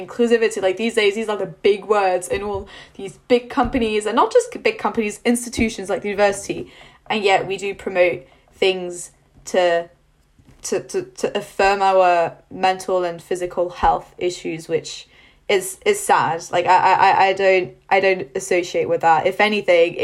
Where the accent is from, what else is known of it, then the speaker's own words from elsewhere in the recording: France; moved away as an adult; now in United Kingdom; I'm not from the UK, so I was born and raised in France